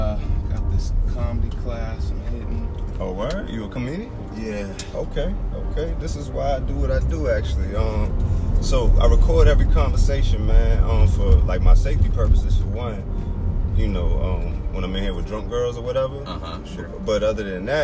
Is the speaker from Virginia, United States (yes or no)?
yes; Virginia, United States; I grew up in Virginia, though, so not far from here